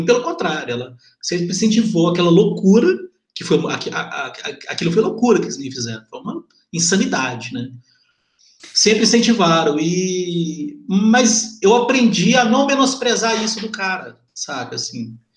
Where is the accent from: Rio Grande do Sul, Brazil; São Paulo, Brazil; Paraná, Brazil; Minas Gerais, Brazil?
Minas Gerais, Brazil; Lagoa dos Ingleses; Mas eu sou do Lago dos Ingleses, é brasileiro, mano.